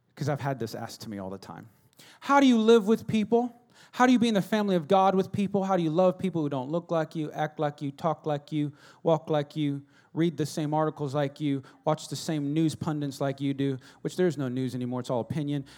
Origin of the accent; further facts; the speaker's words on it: United States; I'm American